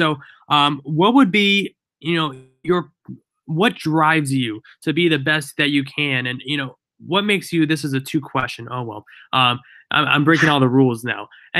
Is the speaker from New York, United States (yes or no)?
yes; Albany, New York, United States; I'm from Albany, so it's about 2.5 hours away from Buffalo. So we don't exactly get the same amount of snow Buffalo does, but we get some of it.